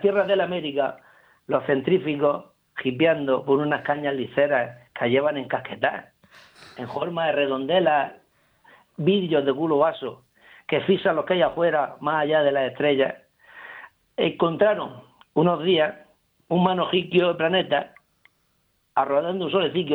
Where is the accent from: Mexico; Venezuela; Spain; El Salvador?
Spain; Murcia, Region of Murcia; accent: panocho; en la lengua de mi tierra, aquí, en de mi barraca, en el bando de la huerta